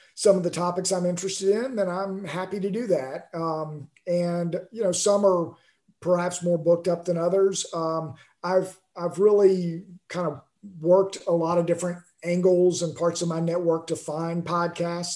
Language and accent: English; Alabama, United States; now in Houston, United States; I grew up in Alabama before I moved to Texas